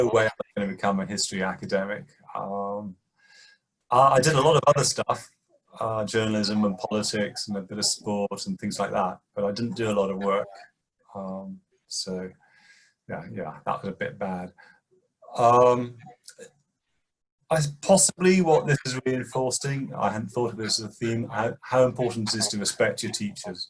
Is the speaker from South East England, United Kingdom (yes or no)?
no; Birmingham, West Midlands, United Kingdom; I grew up in Birmingham, which is a large industrial city in the middle of the United Kingdom.